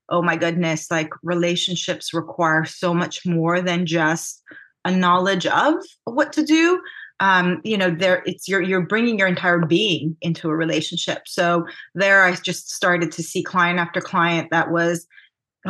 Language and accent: English; California, United States; also born or lived in Armenia; I grew up in California